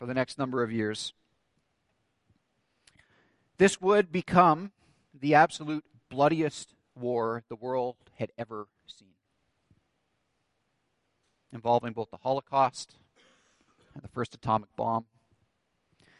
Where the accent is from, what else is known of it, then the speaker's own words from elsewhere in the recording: Canada; growing up in Canada as I did